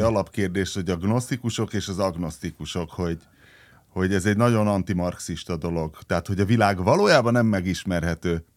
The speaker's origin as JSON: {"language": "Hungarian", "town": "Szombathely", "region": "Vas", "country": "Hungary", "tie": "born or raised there", "said": "én ugye Szombathelyen nőttem fel, és az ottani gimiből kerültem egyből a szombathelyi laktanyába"}